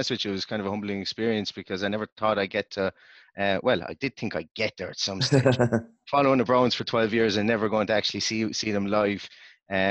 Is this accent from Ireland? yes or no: yes; Limerick, Munster, Ireland; now in Galway, Ireland; I moved up here, but originally from a place called Limerick